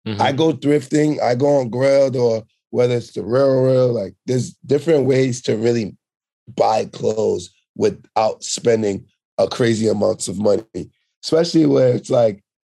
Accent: New York, United States; also born or lived in Sint Maarten; I was born on the French side, but I moved to New York when I was four

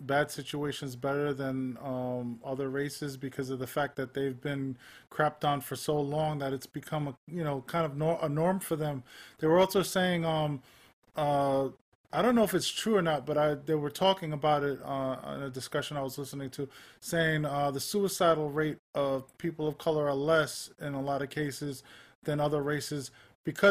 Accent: New York City, New York, United States; I grew up in Manhattan

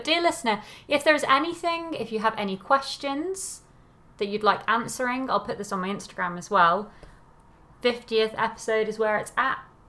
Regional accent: Telford, West Midlands, United Kingdom; But then I don't really sound like I'm from Telford much, so there we are.

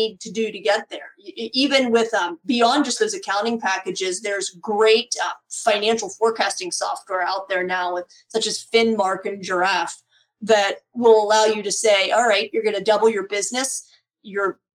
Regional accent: Pittsburgh, Pennsylvania, United States; my hometown of Pittsburgh, Pennsylvania

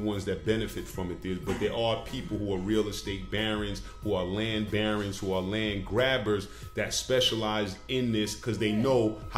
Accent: Bronx, New York, United States; I'm from the Bronx, too, so I didn't understand what was going on just in California.

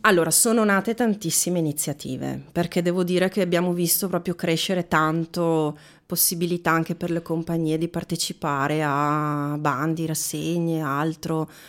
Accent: Veneto, Italy; moved away as an adult; now in Bergamo, Italy; io sono, ci tengo a dirlo, sono veneta. Oh. Veneta di origini, bergamasca.

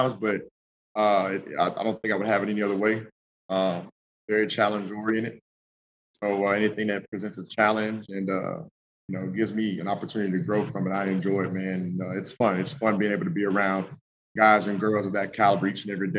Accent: the South, United States; moved away as an adult; also born or lived in Colorado; now in Baton Rouge, United States; I'm from the South.

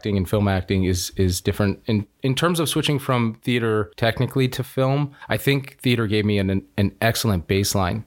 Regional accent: Youngstown, Ohio, United States; I'm originally from Youngstown, Ohio. So I did a lot of stuff at the Youngstown Playhouse

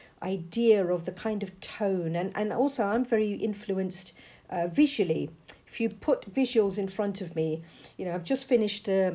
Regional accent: London, United Kingdom; I was born and brought up in London. And I'm a second generation British Asian

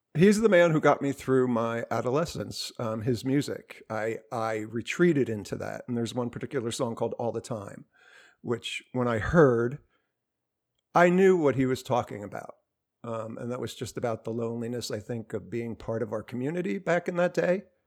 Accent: New Jersey, United States; I'm from New Jersey

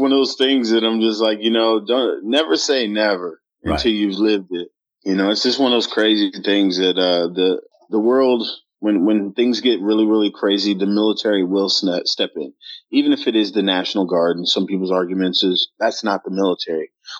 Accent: Dallas, Texas, United States; accent: Minnesota; growing up in Dallas was kind of hard as a youngster, because, you know, I've got this Minnesota accent where I just speak a little bit more proper, I guess, than most people down here are used to.

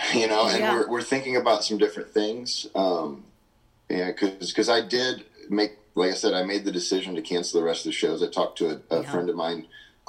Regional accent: Midwest, United States; And since I'm from, of course, down in Oklahoma and Texas where that movement was born, they have red dirt down there. I'm from the Midwest.

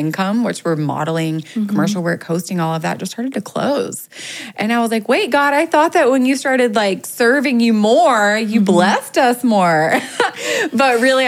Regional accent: North Carolina, United States; now in Los Angeles, United States; I'm from North Carolina

